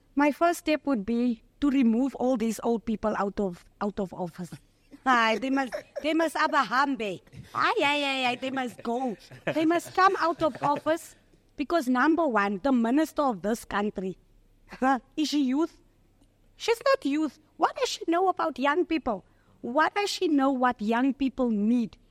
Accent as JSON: {"language": "English", "town": "Johannesburg", "region": "Gauteng", "country": "South Africa", "said": "I'm from Eldorado Park"}